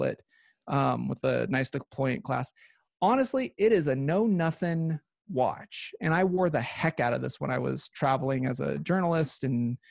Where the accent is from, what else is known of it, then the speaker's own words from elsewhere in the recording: Pacific Northwest, United States; I was born and raised in the Pacific Northwest